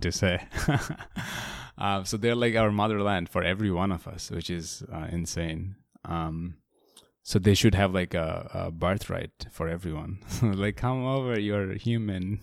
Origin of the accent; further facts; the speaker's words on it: Bangladesh; I grew up in Bangladesh